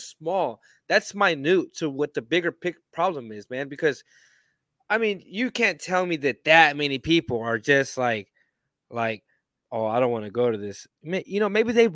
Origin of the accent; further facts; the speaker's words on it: Austin, Texas, United States; I was born in Austin